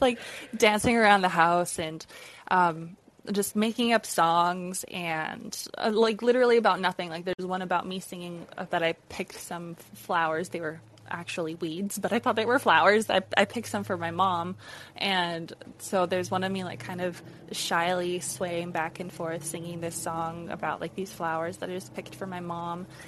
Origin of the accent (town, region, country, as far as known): Alberta, Canada; born or raised there